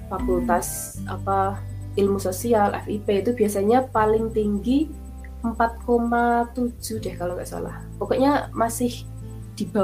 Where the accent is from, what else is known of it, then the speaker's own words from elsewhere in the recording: Java, Indonesia; Ya, ya aku juga orang Jawa.